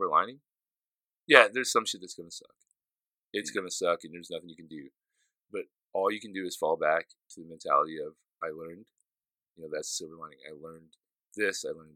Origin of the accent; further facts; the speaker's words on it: Southern Illinois, United States; I'm from Southern Illinois